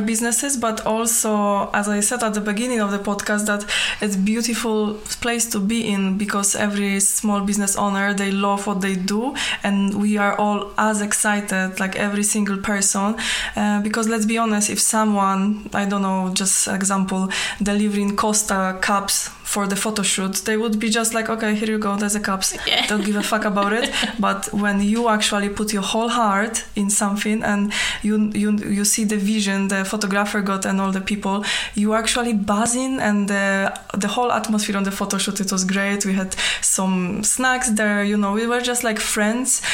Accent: Poland; moved away as an adult; now in Falkirk, United Kingdom; although I was born in Poland, Scotland has been my home for 12 years now

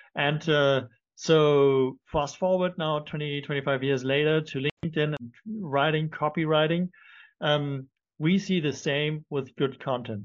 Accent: Germany; also born or lived in London; now in Cape Town, South Africa; I'm not French. I'm originally from Germany. Uh, we lived in, in London. That's where we met now. I'm in Cape Town

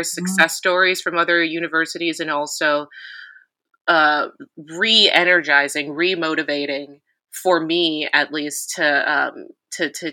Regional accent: Chicago, Illinois, United States; moved away as an adult; also born or lived in Syracuse, New York; I was born in Chicago. I grew up in the city. I love the city

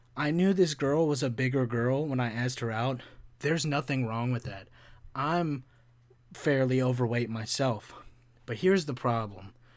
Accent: Kentucky, United States; when I grew up in Kentucky

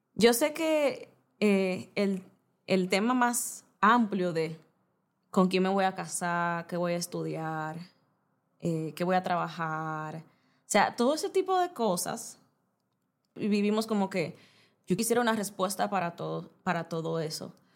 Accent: Santo Domingo, Distrito Nacional, Dominican Republic; moved away as an adult; also born or lived in Bávaro, Punta Cana; soy dominicana soy, eh, viví, crecí toda mi vida en la capital, Santo Domingo

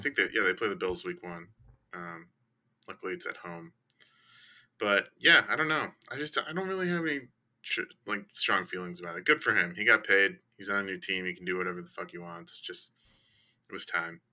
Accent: Chicago, Illinois, United States; I grew up in Chicago.

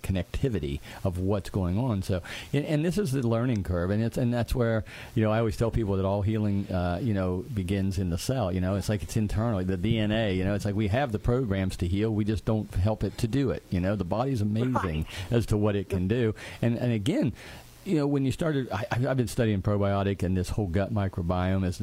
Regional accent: West Virginia, United States; where are you from? I'd say, West Virginia

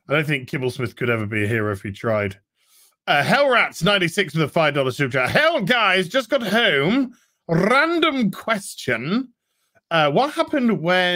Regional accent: United Kingdom; I'm British, obviously. I'm Brit brat.

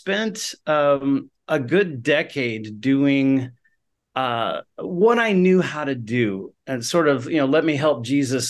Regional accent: Atlanta, Georgia, United States; moved away as an adult; now in Pasadena, United States; I grew up in Atlanta

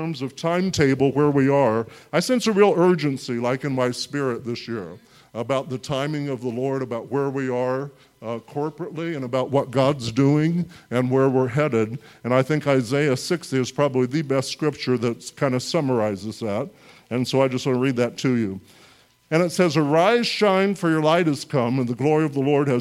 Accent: central Illinois, United States; I grew up in Illinois, all right, in central Illinois in like the 80s and 90s

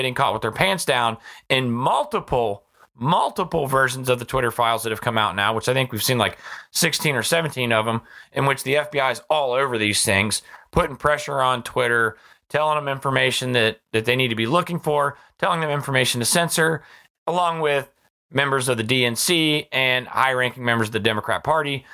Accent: United States; As American citizens

